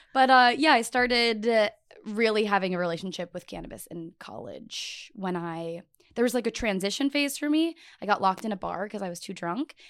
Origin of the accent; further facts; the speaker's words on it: Buffalo, New York, United States; moved away; also born or lived in Arizona / Miami; I'm from Buffalo, New York